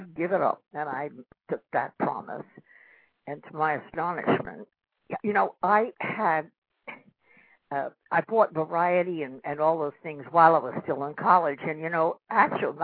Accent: New York City, New York, United States; I was born in Manhattan, New York City, in Washington Heights

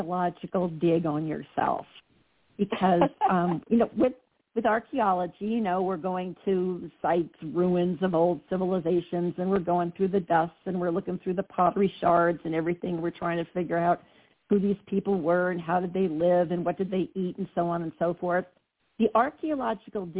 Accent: New Jersey, United States; I'm from Jersey

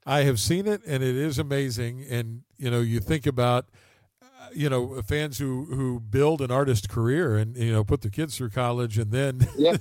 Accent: West Virginia, United States; moved away; my hometown back in West Virginia

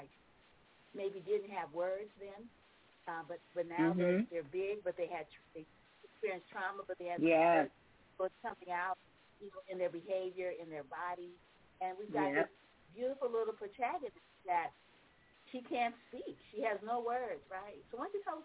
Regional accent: New Orleans, Louisiana, United States; now in Bay Area, United States; I'm from New Orleans

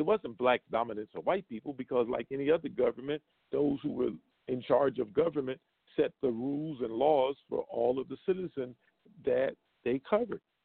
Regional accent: Brunswick County, North Carolina, United States; moved away; It's the county adjoining the county where I'm from. I'm from Brunswick County

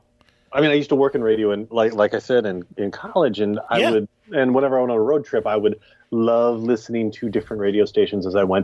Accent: Dallas, Texas, United States; when I was growing up in Dallas, there was KZEW, you know, which was the AOR rock station

